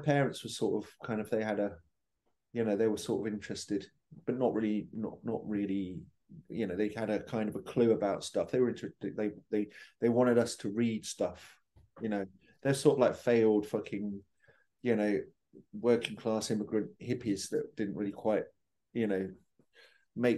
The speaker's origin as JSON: {"language": "English", "town": "Hastings", "region": "South East England", "country": "United Kingdom", "tie": "born or raised there", "also_born_or_lived": "Cheltenham", "moved": "yes", "said": "I was born in Cheltenham, but I grew up in Hastings."}